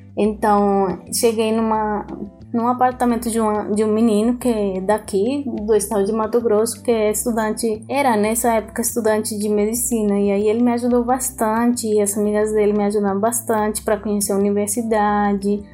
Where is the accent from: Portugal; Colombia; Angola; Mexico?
Colombia; Portuguese is a second language; moved away as an adult; also born or lived in Chile; now in Cuiabá, Brazil; eu vim da Colômbia